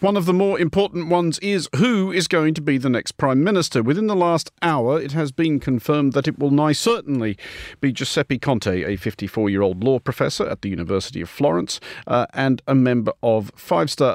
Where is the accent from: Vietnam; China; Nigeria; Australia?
Australia; Sydney, New South Wales; my hometown of Sydney